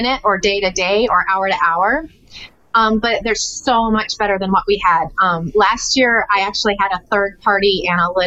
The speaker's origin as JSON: {"language": "English", "region": "Texas", "country": "United States", "said": "I'm a Texan."}